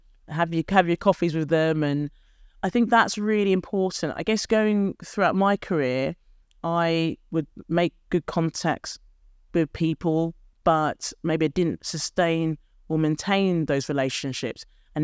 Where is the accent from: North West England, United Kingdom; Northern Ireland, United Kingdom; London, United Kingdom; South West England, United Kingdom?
London, United Kingdom; Edmonton; I grew up in a very deprived area, council estate